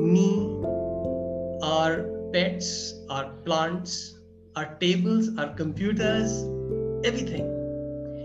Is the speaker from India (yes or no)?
yes; India; I'm from India.